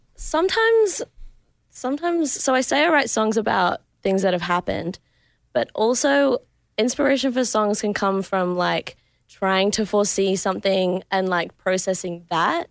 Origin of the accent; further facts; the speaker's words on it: Adelaide, South Australia, Australia; moved away; So my hometown is in Adelaide.